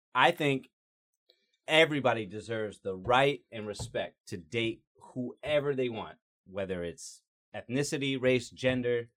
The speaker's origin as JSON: {"language": "English", "region": "Georgia", "country": "United States", "tie": "born or raised there", "said": "I'm also a white guy that's been born and raised in Georgia"}